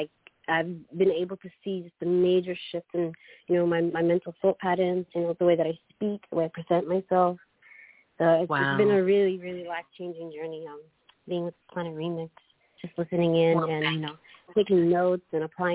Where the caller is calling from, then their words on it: Queensland, Australia; I am in Queensland.